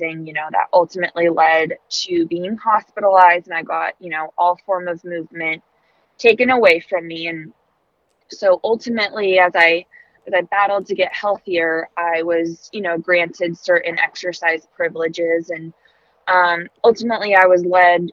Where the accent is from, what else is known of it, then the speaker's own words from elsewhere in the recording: Santa Barbara, California, United States; also born or lived in Arizona; I was born and raised in Santa Barbara, California.